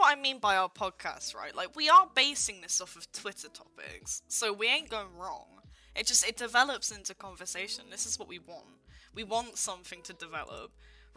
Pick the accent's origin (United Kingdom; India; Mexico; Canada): United Kingdom; from the UK who never gets snow.